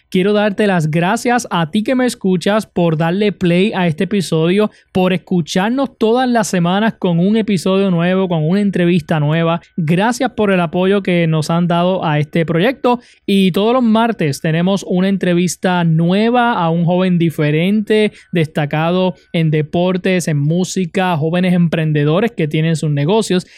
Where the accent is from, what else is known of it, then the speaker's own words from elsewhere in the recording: Utuado, Puerto Rico; mi pueblo de Utuado